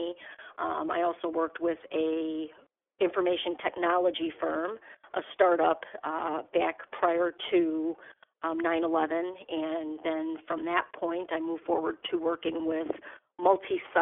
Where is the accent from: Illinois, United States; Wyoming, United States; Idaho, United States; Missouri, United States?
Illinois, United States; Chicago; also born or lived in East Coast; I'm actually originally from Chicago, but I took a hiatus on the East Coast. I came back to Chicago